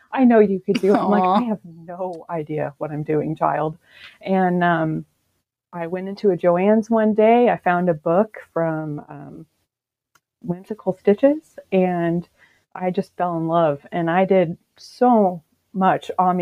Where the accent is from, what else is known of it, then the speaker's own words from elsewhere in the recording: Washington, United States; I'm from Washington State